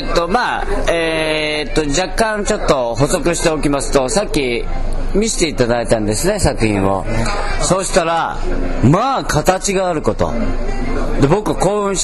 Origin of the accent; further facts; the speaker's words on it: Nagoya, Aichi, Japan; 建築的には僕名古屋なんですけど